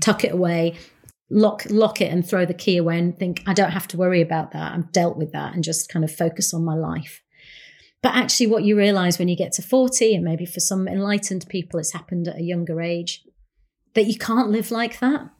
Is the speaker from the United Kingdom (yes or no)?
yes; Bradford, Yorkshire and the Humber, United Kingdom; now in London, United Kingdom; a young Asian woman growing up in Bradford, a Punjabi woman, a Yorkshire lass